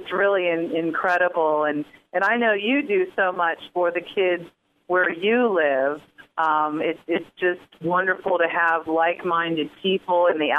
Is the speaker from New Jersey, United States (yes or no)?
no; Florida, United States; I was born and raised in Florida.